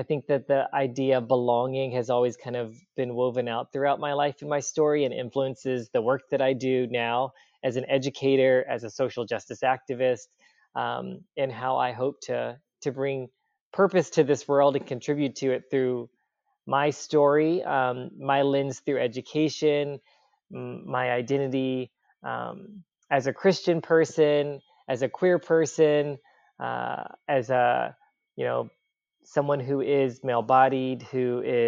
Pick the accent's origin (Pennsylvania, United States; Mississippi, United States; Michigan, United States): Mississippi, United States; Gulfport; I was born and raised in Gulfport, Mississippi